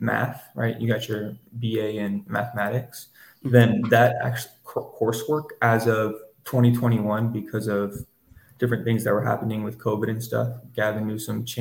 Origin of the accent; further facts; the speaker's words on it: Northern California, United States; I was born and raised in Northern California